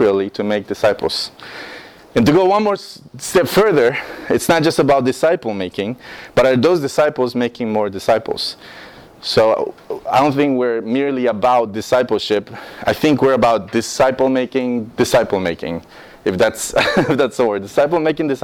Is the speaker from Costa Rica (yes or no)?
yes; Costa Rica; English is a second language; moved away as an adult; now in United States; I'm from Costa Rica. I was born in Costa Rica, raised in Costa Rica 18 years of my life